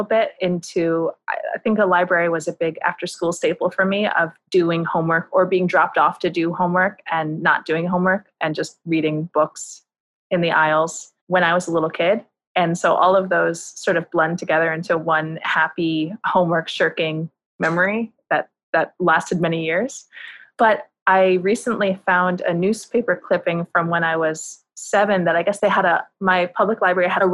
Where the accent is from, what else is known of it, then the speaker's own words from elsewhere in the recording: northern New Jersey, United States; moved away as an adult; now in New York, United States; I grew up in northern New Jersey, in suburban New Jersey, about 15 miles outside New York